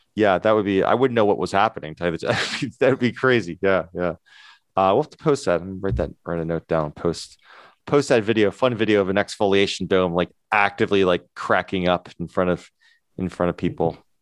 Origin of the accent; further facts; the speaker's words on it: near the Appalachian Mountains, United States; we grew up near the Appalachian Mountains